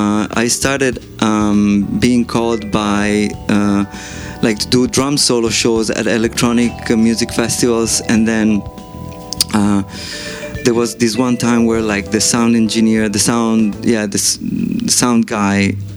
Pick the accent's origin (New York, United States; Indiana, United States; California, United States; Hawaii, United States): New York, United States; I grew up in New York as a musician.